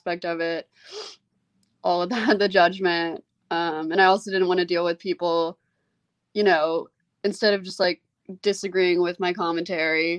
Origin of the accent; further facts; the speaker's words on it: Memphis, Tennessee, United States; I wouldn't have wanted to be raised anywhere else. I think being raised here really helped like shape who I am.